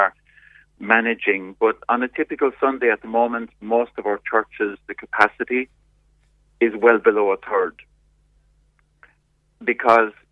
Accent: Ireland

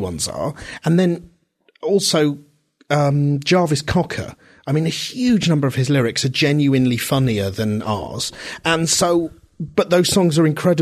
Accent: Reading, South East England, United Kingdom; when I was a kid growing up in Reading

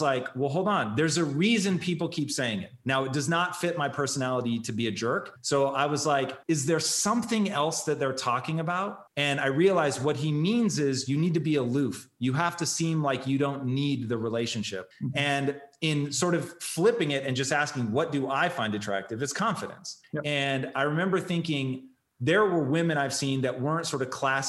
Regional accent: Tacoma, Washington, United States; I grew up in Tacoma

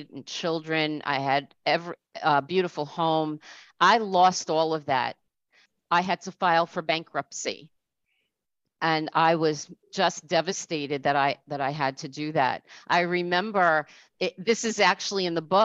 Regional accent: Rockland County, New York, United States; also born or lived in Orange County, New York / New Jersey; I'm from New York, Orange County, New York, Rockland County, New York, woohoo. and I came back to Rockland where I was from.

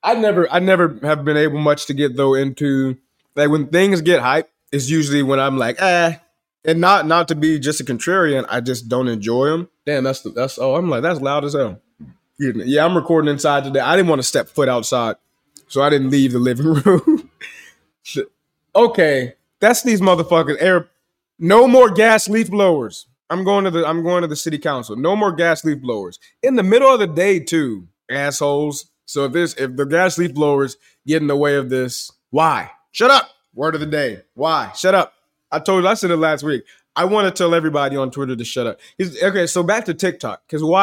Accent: Chicago, Illinois, United States; born there; And I was born in 2000 in Chicago.

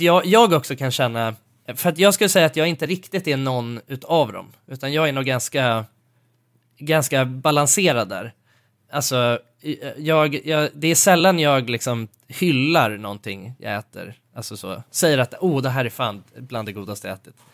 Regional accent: Sweden; jag är svensk

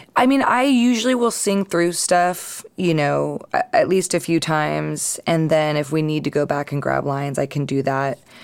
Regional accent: East Bay, California, United States; also born or lived in San Francisco / Marin County

